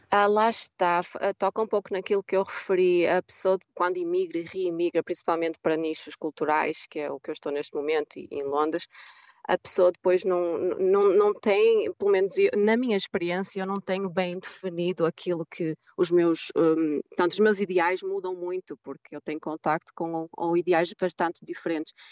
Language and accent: Portuguese; Portugal; moved away as an adult; also born or lived in London, United Kingdom; now in United States; Eu sou bem europeia, portuguesa